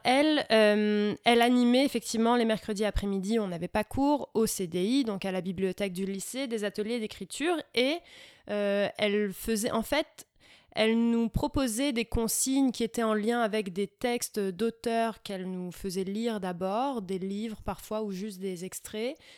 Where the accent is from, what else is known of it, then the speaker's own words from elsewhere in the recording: France; moved away as an adult; now in Sherbrooke, Canada; je suis née en France. On commence par là. Hein ouais. J'ai grandi en France.